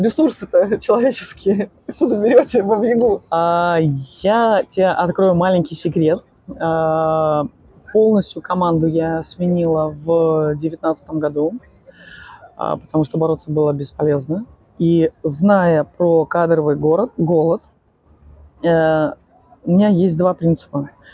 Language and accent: Russian; Odesa, Odesa Oblast, Ukraine; я из Одессы